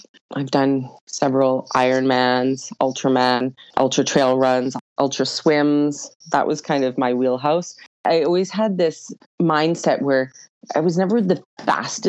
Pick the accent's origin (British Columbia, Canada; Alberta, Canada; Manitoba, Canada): Alberta, Canada; Edmonton; also born or lived in Ontario / Jasper, Alberta; I am originally from Edmonton, Alberta. Actually, I was born in Ontario, but I grew up most of my life in Edmonton, Alberta.